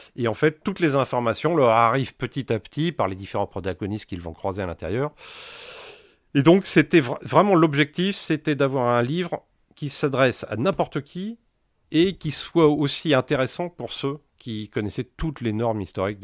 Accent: France; on est français

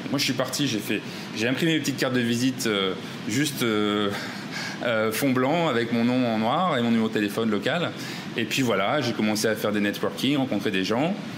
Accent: Ch'ti, Hauts-de-France, France; moved away as an adult; also born or lived in Rhône-Alpes; now in Bangkok, Thailand; Je suis ch'ti

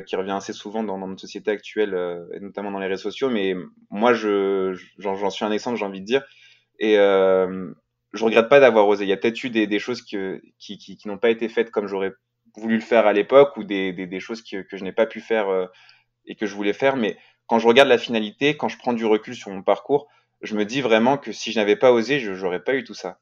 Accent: France

